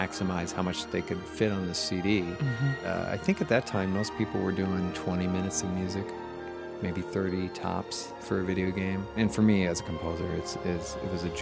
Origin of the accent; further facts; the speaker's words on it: Seattle, Washington, United States; I grew up in the Seattle area, up in Washington State